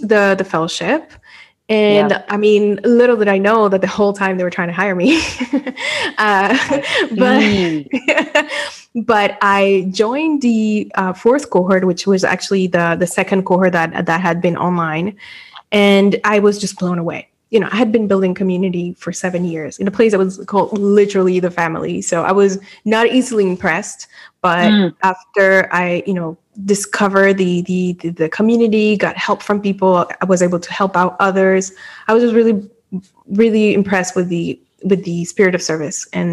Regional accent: Dominican Republic; moved away as an adult; also born or lived in Europe; I was born and raised in the Dominican Republic

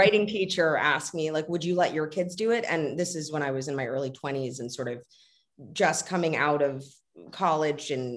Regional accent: Los Angeles, California, United States; growing up in Los Angeles, you get sort of pegged as one thing

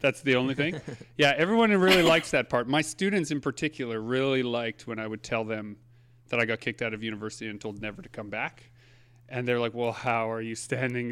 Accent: Saint Germain, Manitoba, Canada; I grew up in Saint Germain, Manitoba, just outside of Winnipeg

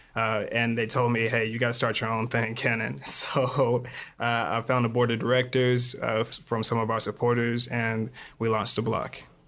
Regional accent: Lexington, Kentucky, United States; moved away as an adult; also born or lived in Phoenix, Arizona / Glendale, Arizona; now in Chicago, United States; I'm actually from Lexington, Kentucky

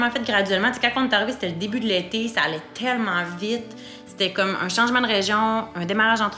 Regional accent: Quebec, Canada; Moi, à la base, je viens pas de Québec. Je viens de la rive sud de Québec dans un petit village.

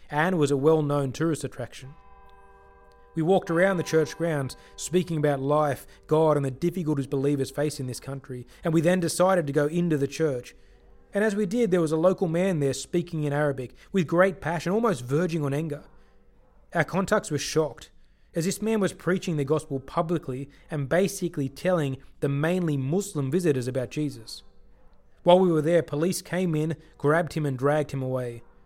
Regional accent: Sydney, New South Wales, Australia; also born or lived in Chennai, India / Bangalore, India; I grew up in Sydney, Australia, and was the only black kid in school until I was about sixteen

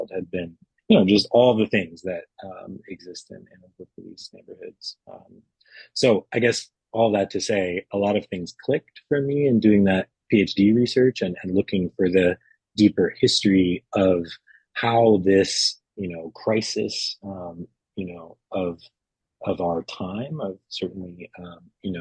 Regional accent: San Francisco Bay Area, California, United States; I grew up in the San Francisco Bay Area

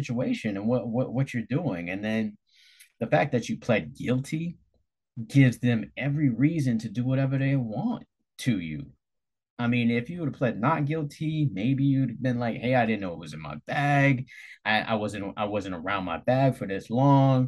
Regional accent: United States; me being an American

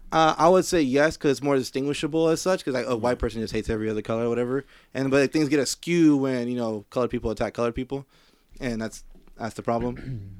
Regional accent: Compton, California, United States; I'm from Compton

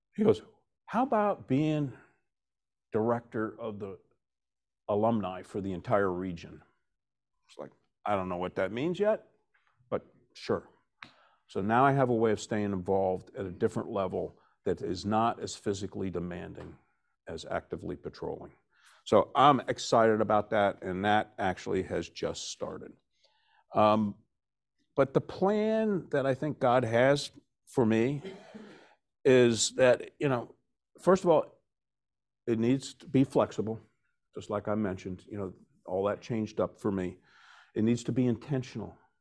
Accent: West Virginia, United States; moved away as an adult; also born or lived in Vermont; now in New Jersey, United States; I'm originally from West Virginia, I'm making my way to Vermont full-time. I just stopped off in New Jersey for forty-three years to raise a family.

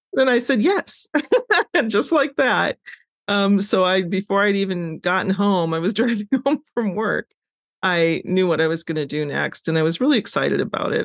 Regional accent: Wahpeton, North Dakota, United States; I grew up in North Dakota

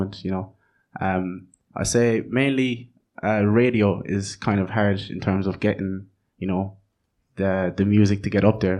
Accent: Ireland; also born or lived in Netherlands; So I grew up in Holland until I was 8 years old.

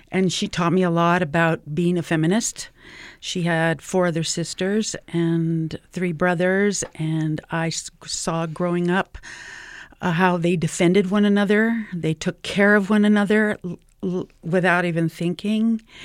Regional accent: New Mexico, United States; I am from New Mexico

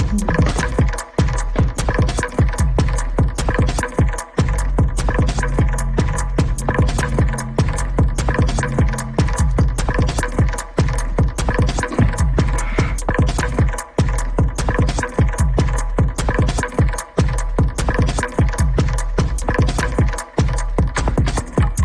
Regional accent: Warsaw, Masovian Voivodeship, Poland; English is a second language; now in Berlin, Germany; I come from Warsaw. I'm based in Berlin now.

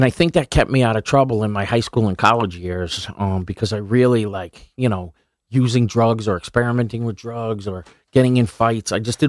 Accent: Rhode Island, United States; Yeah, I mean, I grew up in Rhode Island in a kind of like low-income neighborhood.

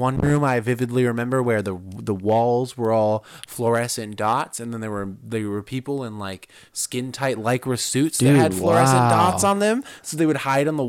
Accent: Detroit, Michigan, United States; now in Commerce Township, United States; Detroit," and I'm like, "Well, actually, like I live in Commerce Township right now. It's like this weird suburb, and I want to be back in the city." But it's a suburb surrounded by lakes

